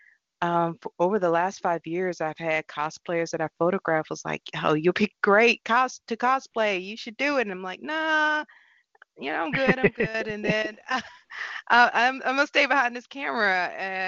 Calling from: Atlanta, Georgia, United States; I am coming from Atlanta, Georgia.

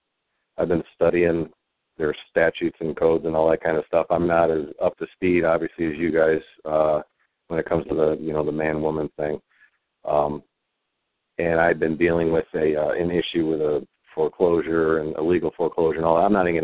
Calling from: Indiana, United States; I'm calling from Indiana

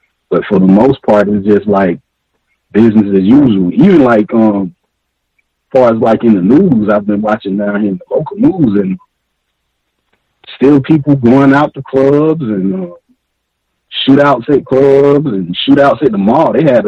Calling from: Atlanta, Georgia, United States; I'm calling you from Atlanta, Georgia.

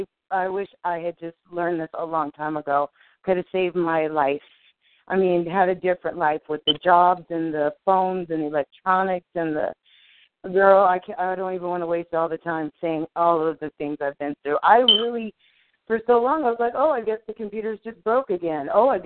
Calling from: California, United States; I'm from California.

